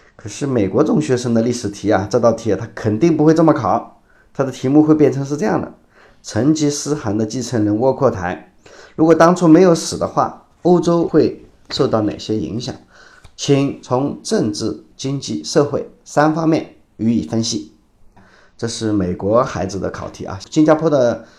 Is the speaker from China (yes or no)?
yes; China; 传统上我们中国人是不太喜欢说我们坏话的